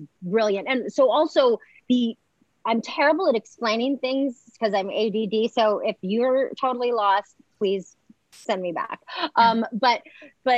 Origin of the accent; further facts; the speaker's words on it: Montreal, Quebec, Canada; I'm from Montreal and you learn to speak French first there